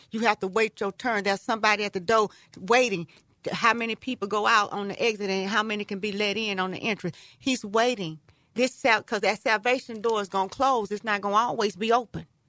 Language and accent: English; Texas, United States; I'm from Texas.